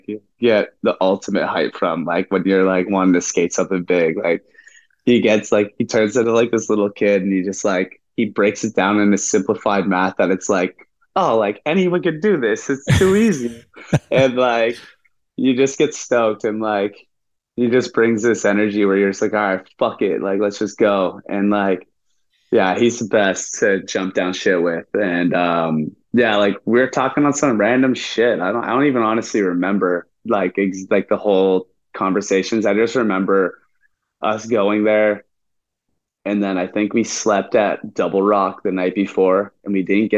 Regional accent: Ontario, Canada; growing up in Canada

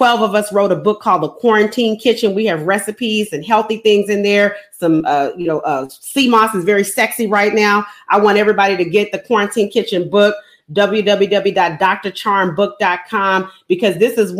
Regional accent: Houston, Texas, United States; now in Chicago, United States; I'm from Houston

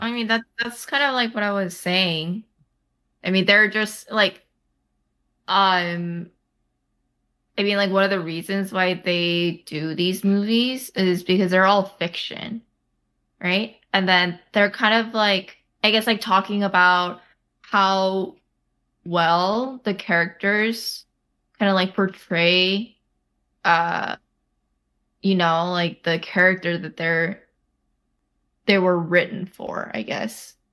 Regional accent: United States; I was basically born and raised in America

